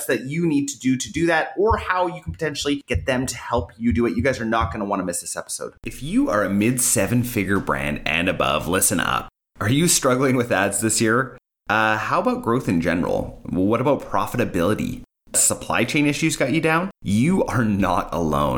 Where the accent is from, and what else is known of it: Canada